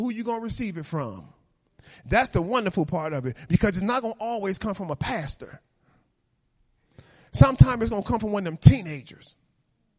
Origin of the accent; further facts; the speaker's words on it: Chicago, Illinois, United States; moved away; I come from Chicago, live in the neighborhood I live now